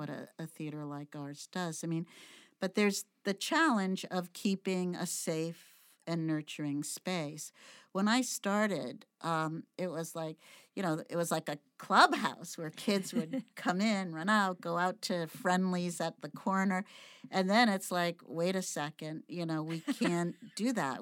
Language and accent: English; Brockton, Massachusetts, United States; i grew up in brockton massachusetts